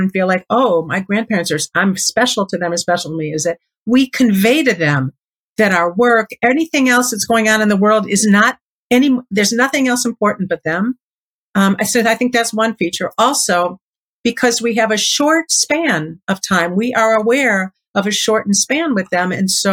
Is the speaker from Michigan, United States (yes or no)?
no; Chicago, Illinois, United States; I grew up in Chicago